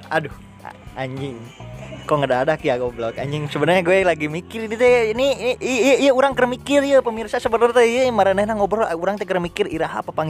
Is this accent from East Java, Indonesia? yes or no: no; Sumedang, West Java, Indonesia; saya ini asli dari Sumedang ya kota ini saya lahir di sini.